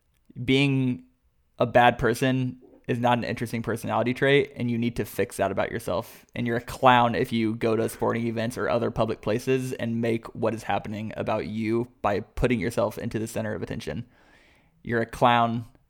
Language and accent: English; Boston, Massachusetts, United States; I'm strong enough because I'm from Boston